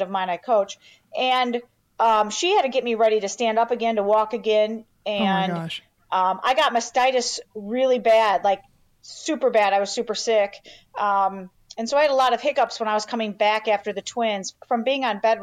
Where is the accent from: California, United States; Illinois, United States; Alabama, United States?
Illinois, United States; Chicago; born and raised in Chicago, you know, born and raised in the Chicago suburbs